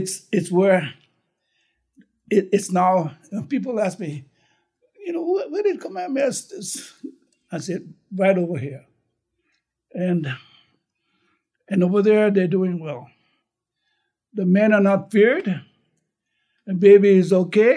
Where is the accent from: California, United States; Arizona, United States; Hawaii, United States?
Hawaii, United States; North Kohala; also born or lived in Waianae, Oahu; when I was growing up in Koala, we never called that Koala High